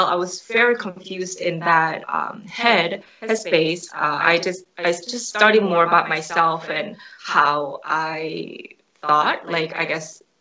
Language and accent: English; New Jersey, United States; also born or lived in New York; Since I am from New Jersey, where people are quite ordinary and they're hardworking